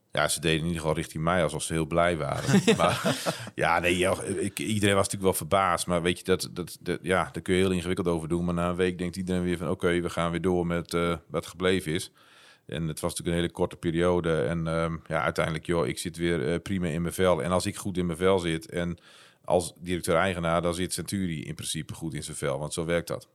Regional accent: northern Netherlands, Netherlands; Ik ben een Noorderling

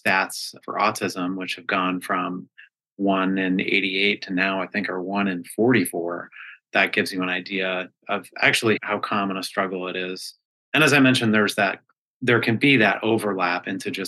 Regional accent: Colorado, United States; moved away as an adult; also born or lived in New York City, United States; now in New Hampshire, United States; I'm originally from Colorado

